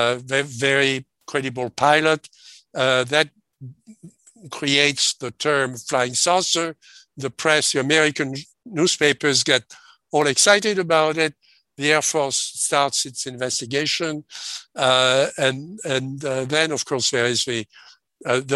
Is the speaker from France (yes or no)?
yes; France; grew up in France, in occupied France, okay? I was born 1939